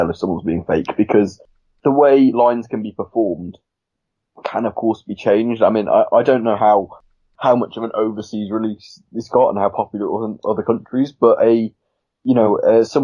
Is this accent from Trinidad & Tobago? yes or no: no; United Kingdom; we as British people